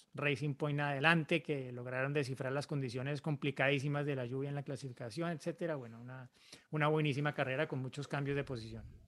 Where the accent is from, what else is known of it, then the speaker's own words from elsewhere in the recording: Monterrey, Nuevo León, Mexico; soy de Monterrey, México